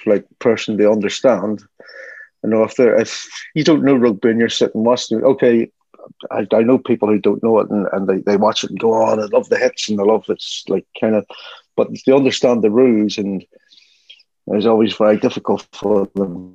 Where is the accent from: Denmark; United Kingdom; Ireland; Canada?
Ireland; moved away as an adult; also born or lived in Miami / Germany; when I grew up in Ireland